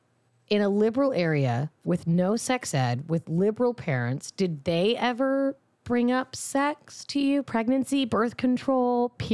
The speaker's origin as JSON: {"language": "English", "town": "Fremont", "region": "California", "country": "United States", "tie": "born or raised there", "said": "Growing up in Fremont, which is in the Bay Area, yeah, pretty fucking liberal."}